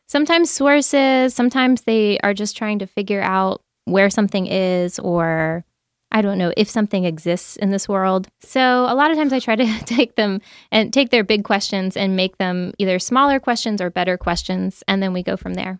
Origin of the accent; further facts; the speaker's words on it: Asheville, North Carolina, United States; moved away; also born or lived in Nashville; I was born in Asheville, North Carolina